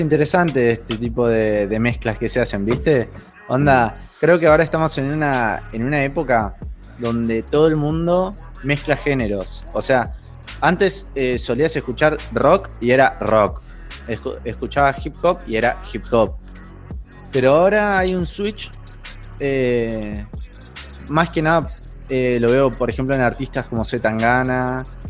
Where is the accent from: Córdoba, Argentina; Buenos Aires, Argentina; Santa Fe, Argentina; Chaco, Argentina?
Buenos Aires, Argentina; Soy de Argentina, Buenos Aires. Eh, siempre viví acá de chiquito.